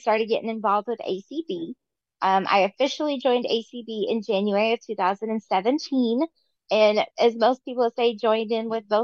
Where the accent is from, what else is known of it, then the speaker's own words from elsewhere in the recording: Lauderdale, Mississippi, United States; now in North Bend, Oregon, United States; I'm originally from Lauderdale, Mississippi.